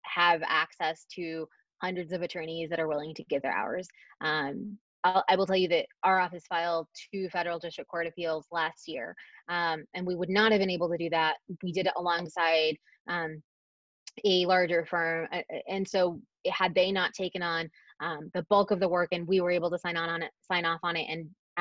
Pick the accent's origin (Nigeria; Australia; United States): United States; Dallas, Texas; moved away as an adult; I'm from the Dallas area, I left for a very long time